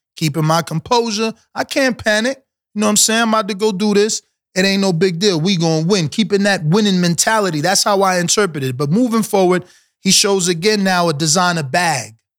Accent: New York City, New York, United States; I'm from New York City area

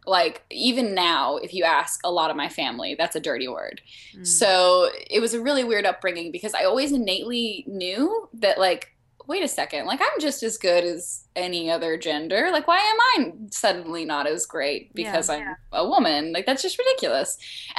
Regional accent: Arkansas, United States; yeah, I was born in the South.

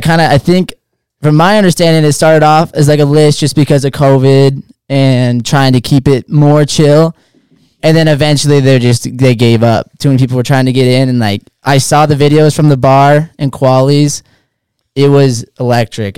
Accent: Hood River, Oregon, United States; Born and raised Hood River, Oregon, small town

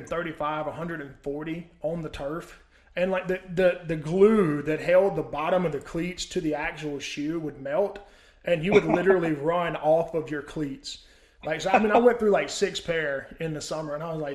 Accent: Mississippi, United States; I grew up in Mississippi, so I mean, I'm very used to it.

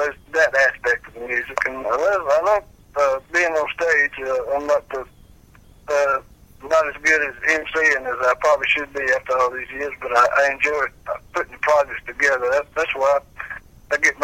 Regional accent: Fries, Virginia, United States; moved away; also born or lived in Danville, Virginia; I was born and raised in Freed, Virginia, which around Galax

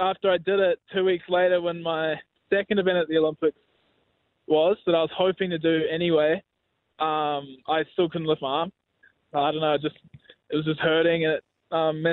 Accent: New Zealand; being Kiwi

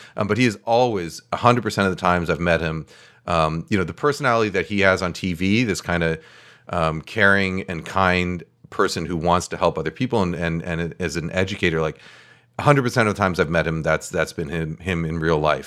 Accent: New York, United States; moved away as an adult; also born or lived in California; now in West Coast, United States; I grew up in New York

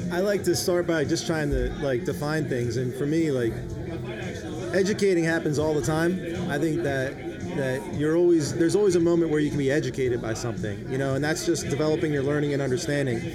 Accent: outside of Philadelphia, Pennsylvania, United States; growing up outside of Philly

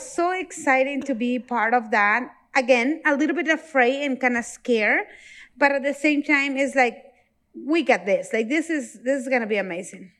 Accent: Mexico; moved away; I'm from Mexico

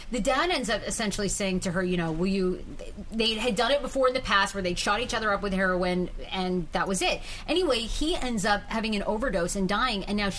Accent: Wiscasset, Maine, United States; I grew up in Wiscasset, Maine.

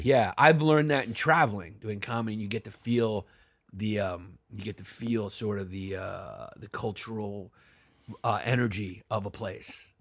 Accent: New York, United States; I grew up in New York during the eighty, or eighties and early nineties

